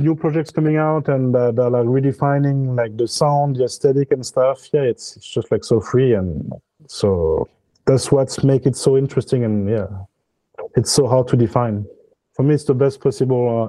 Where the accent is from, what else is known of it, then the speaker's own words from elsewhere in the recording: Honduras; now in Paris, France; I'm originally from Honduras. I was born there like in the mid 80s.